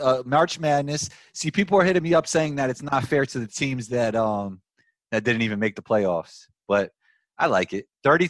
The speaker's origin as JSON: {"language": "English", "town": "New York City", "region": "New York", "country": "United States", "tie": "born or raised there", "also_born_or_lived": "Queens, New York City", "said": "So I grew up in Riverdale in the Bronx. In the Bronx. And then now I live in Queens. I played overseas a bunch of years, so I was living abroad for a bunch of years. Now I'm back in Queens, but I'm a New York City guy"}